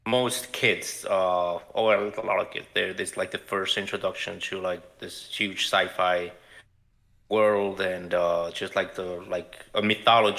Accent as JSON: {"language": "English", "town": "Guadalajara", "region": "Jalisco", "country": "Mexico", "tie": "born or raised there", "also_born_or_lived": "Chicago", "moved": "yes", "lives_now": "Los Angeles, United States", "said": "I grew up in Mexico. I'm from Guadalajara."}